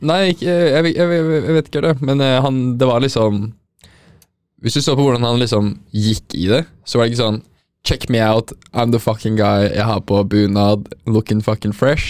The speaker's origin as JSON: {"language": "Norwegian", "region": "Oslo", "country": "Norway", "said": "Jeg er ikke en bunadsgutt. Jeg er fra Oslo øst"}